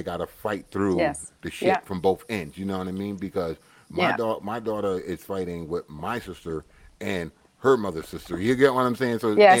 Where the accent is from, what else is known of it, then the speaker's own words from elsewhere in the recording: England, United Kingdom; I'm English. I'm from Britain.